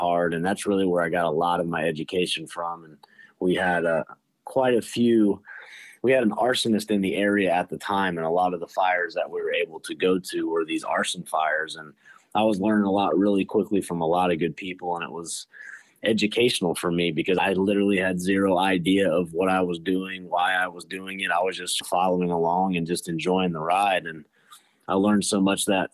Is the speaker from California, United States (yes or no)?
no; Charleston, South Carolina, United States; I was born in Charleston, South Carolina. I'm very thankful to be born and raised there. Been there my entire life